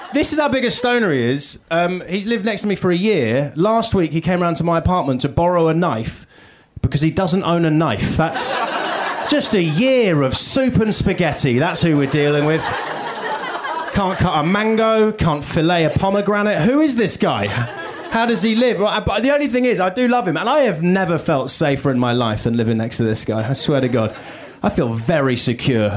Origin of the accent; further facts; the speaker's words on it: United Kingdom; accent: British; moved away as an adult; now in United States; from the UK